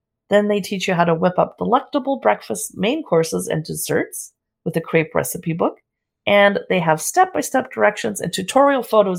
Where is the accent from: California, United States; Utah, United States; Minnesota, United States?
California, United States; San Diego; I've never heard of that. And I grew up next to Mexico in San Diego.